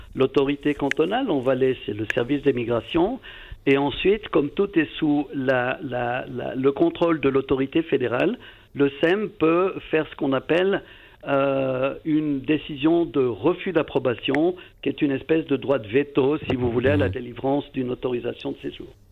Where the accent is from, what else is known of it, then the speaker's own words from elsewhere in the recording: Valais, Switzerland; je suis valaisan d'origine